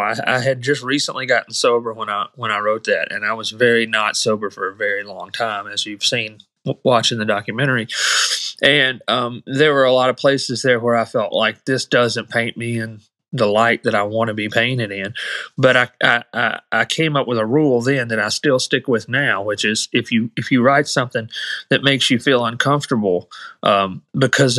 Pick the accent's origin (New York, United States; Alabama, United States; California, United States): Alabama, United States; Muscle Shoals; I grew up in Muscle Shoals